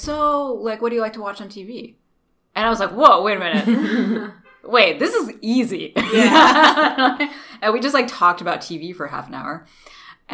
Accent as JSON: {"language": "English", "region": "North Carolina", "country": "United States", "tie": "born or raised there", "moved": "yes", "lives_now": "Los Angeles, United States", "said": "I am Indian, as in my parents are from India, but I grew up in North Carolina. So I grew up in the South"}